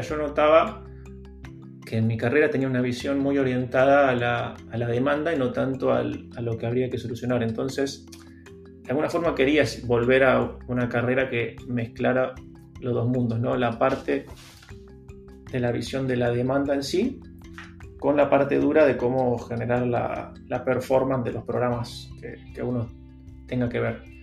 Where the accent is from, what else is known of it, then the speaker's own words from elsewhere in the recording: Lanús, Buenos Aires Province, Argentina; moved away as an adult; also born or lived in San Telmo, Buenos Aires / Almagro, Buenos Aires; now in Buenos Aires, Argentina; yo soy de Lanús, o sea, de zona sur, después viví un tiempo en San Telmo, Capital y ahora en Almagro